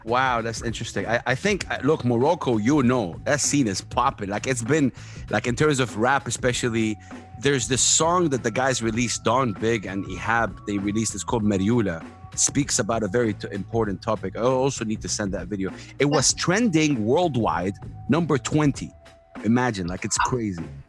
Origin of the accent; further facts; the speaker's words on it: Saudi Arabia; I come from Saudi Arabia, one of the most conservative countries in the world